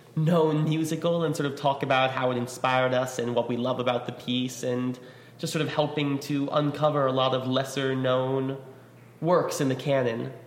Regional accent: New York, United States; I grew up in New York

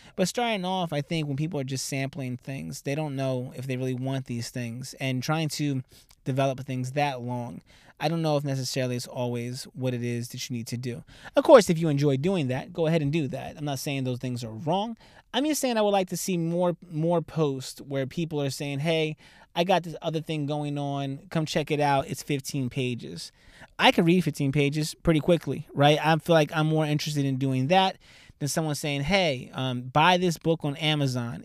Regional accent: Southern New Jersey, United States; also born or lived in Philadelphia; I'm from Southern Jersey

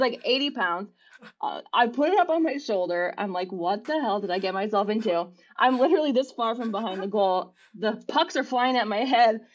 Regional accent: near Scranton, northeastern Pennsylvania, United States; also born or lived in London; I grew up in northeastern Pennsylvania. I still Okay. live here.

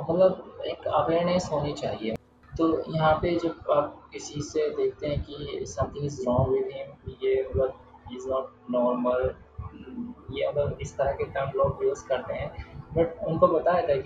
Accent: Muzaffarnagar, Uttar Pradesh, India; also born or lived in Bangalore; और मैं मुजफ्फरनगर से बिलोंग करता हूँ

